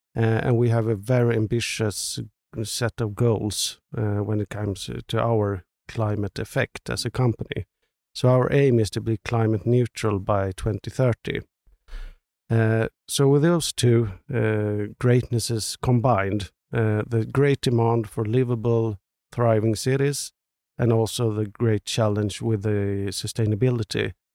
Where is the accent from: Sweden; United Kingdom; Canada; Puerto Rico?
Sweden; Stockholm, Stockholm County; especially maybe Stockholm. It's, it's my hometown.